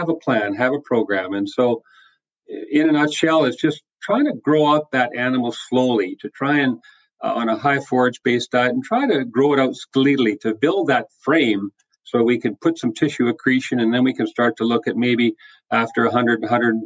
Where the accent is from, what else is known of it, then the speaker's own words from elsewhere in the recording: British Columbia, Canada; moved away as an adult; now in Saskatchewan, Canada; Born and raised in British Columbia, which is the westerly province here in Canada